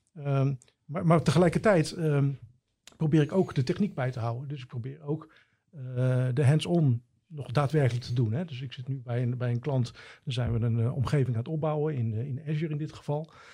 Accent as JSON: {"language": "Dutch", "town": "Gouda", "region": "South Holland", "country": "Netherlands", "tie": "born or raised there", "moved": "yes", "lives_now": "Drachten, Netherlands", "said": "ik ben geboren in Gouda"}